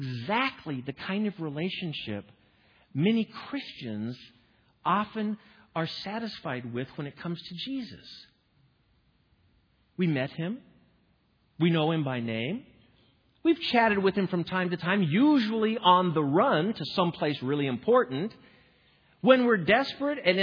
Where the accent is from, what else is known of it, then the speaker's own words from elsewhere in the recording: Midwest, United States; I'm from the Midwest